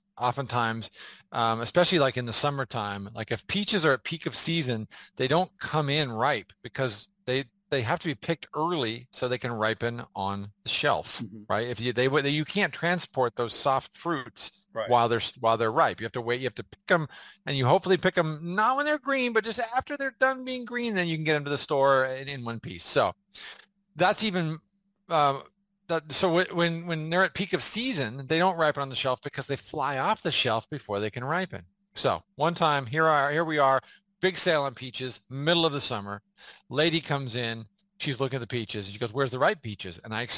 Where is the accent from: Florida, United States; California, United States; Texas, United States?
California, United States; San Diego; is I grew up in San Diego. I was always a Cowboy fan. I was a Cowboy fan before I ever moved to San Diego. So I went to like junior high and high school in San Diego.